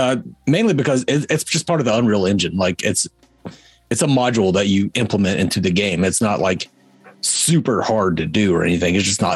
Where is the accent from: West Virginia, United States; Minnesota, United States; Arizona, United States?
West Virginia, United States; I'm from West Virginia, and I talk more better than you guys.